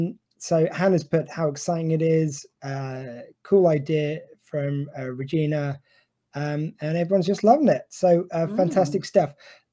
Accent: Ireland; I'm Irish.

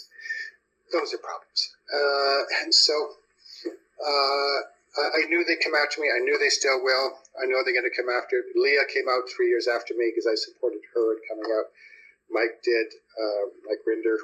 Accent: Canada; moved away as an adult; also born or lived in Toronto; now in United States; I'm an American and a Canadian. I became an American

